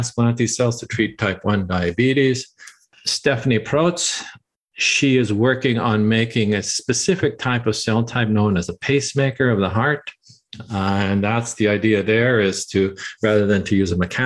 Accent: Canada; moved away as an adult; we're Canadian. My wife and I are Canadian, and we thought, we would like to come back to Toronto

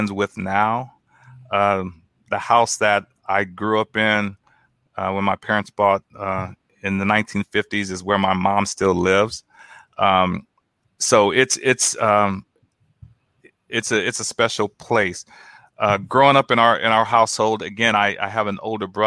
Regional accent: Omaha, Nebraska, United States; moved away as an adult; now in Houston, United States; we grew up in an area where, predominantly most of the African Americans of the state of Nebraska lived in North Omaha

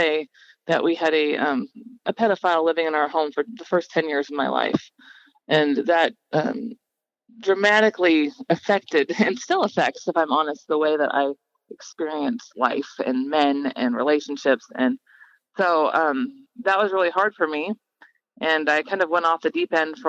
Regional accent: Gig Harbor, Washington, United States; I grew up in Gig Harbor, Washington

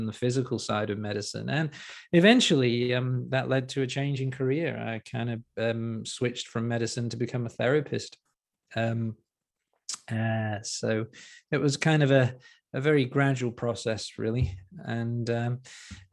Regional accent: Liverpool, North West England, United Kingdom; moved away as an adult; also born or lived in Newcastle upon Tyne; I grew up in Liverpool in the UK.

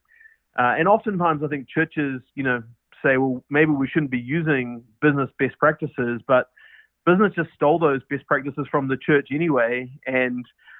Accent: New Zealand; accent: New Zealand; moved away as an adult; now in United States; Obviously, I'm from New Zealand with my New Zealand accent. And moved up here in December of 13

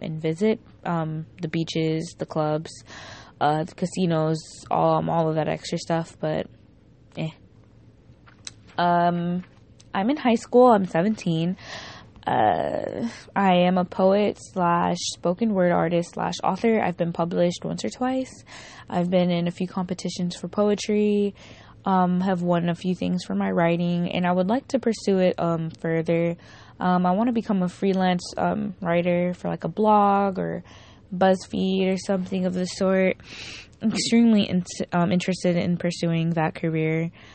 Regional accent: Miami, Florida, United States; I'm from Miami

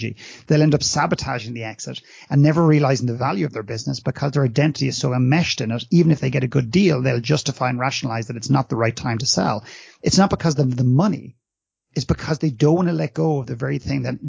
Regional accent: Ireland; moved away as an adult; now in Canada; when I was brought up in Ireland, and I walked the corridors of my classrooms

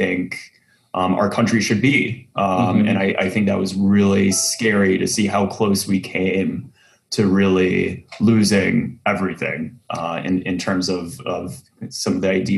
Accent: Central Texas, United States; I grew up in Central Texas

